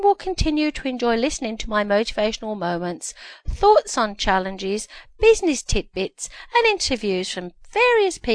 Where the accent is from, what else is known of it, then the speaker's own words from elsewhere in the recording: Birmingham, West Midlands, United Kingdom; now in Ontario, Canada; I live in Ontario, Canada, and I was born in Birmingham, UK